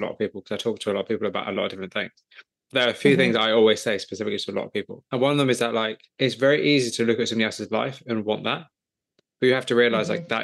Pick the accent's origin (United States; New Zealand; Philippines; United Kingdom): United Kingdom; England; I'm just some guy from England